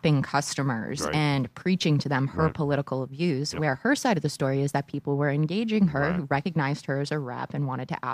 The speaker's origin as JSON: {"language": "English", "town": "Boston", "region": "Massachusetts", "country": "United States", "said": "being a Bostonian"}